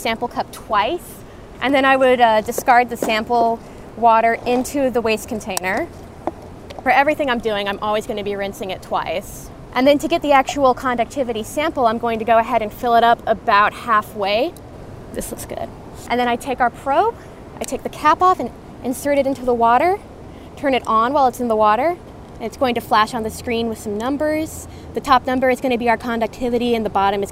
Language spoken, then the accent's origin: English; Austin, Texas, United States; I grew up in Austin, so kind of in the heart of Central Texas.